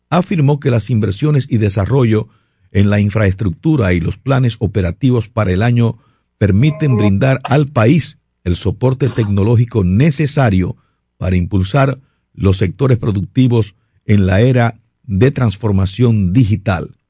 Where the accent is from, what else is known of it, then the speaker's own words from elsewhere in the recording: Puerto Plata, Dominican Republic; also born or lived in Gaspar Hernández; now in Santo Domingo, Dominican Republic; yo, yo nací en Gaspar Hernández, en Gaspar oh, Hernández nací. Oh, pero me, me, me, crié, en, me crié en Puerto Plata realmente, sí.